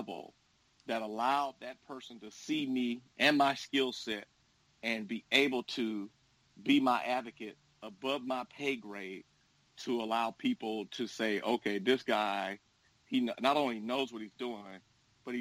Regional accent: Dallas, Texas, United States; moved away as an adult; now in Houston, United States; I'm originally from Dallas, but I moved here and attended Texas Southern University and the University of Houston

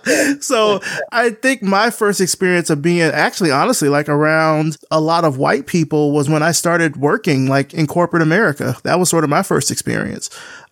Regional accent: Selma, Alabama, United States; I grew up in Selma, Alabama.

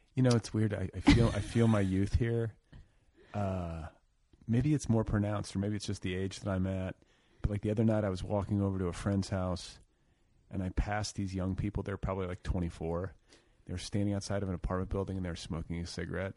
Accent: Indiana, United States; now in Los Angeles, United States; I was from Indiana

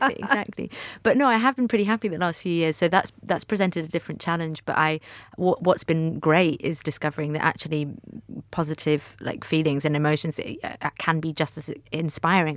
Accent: Manchester, North West England, United Kingdom; growing up in Manchester

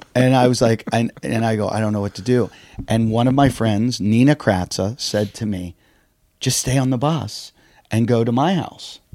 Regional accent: Pittsburgh, Pennsylvania, United States; I grew up in Pittsburgh, in this little suburb of Pittsburgh

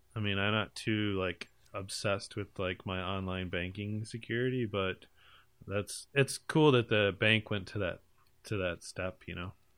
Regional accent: United States; I'm from America

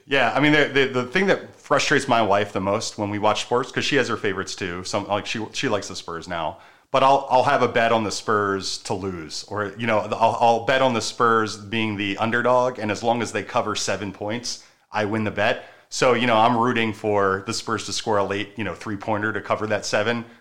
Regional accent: Baltimore, Maryland, United States; moved away; I'm from Maryland, from Baltimore

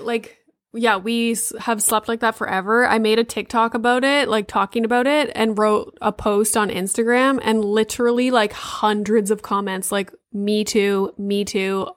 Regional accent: Sudbury, Ontario, Canada; moved away; I'm from Sudbury, so, like, up there

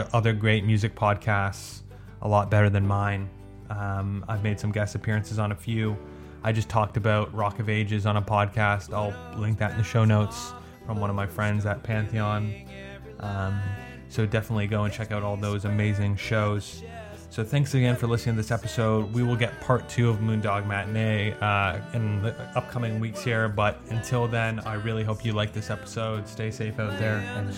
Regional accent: Canada; I'm Canadian, but I don't speak French that well

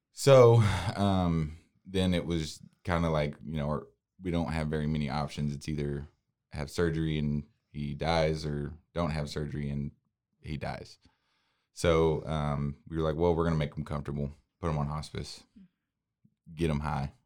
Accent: Waco, Texas, United States; I was born and raised in Waco

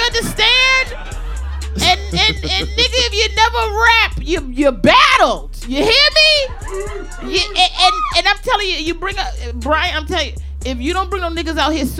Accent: Maryland, United States; I'm from the DMV. I'm from Maryland.

